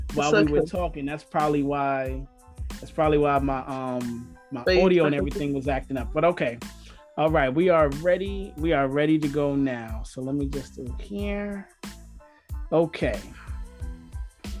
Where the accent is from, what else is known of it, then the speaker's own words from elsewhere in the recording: New York, United States; I'm born and raised in New York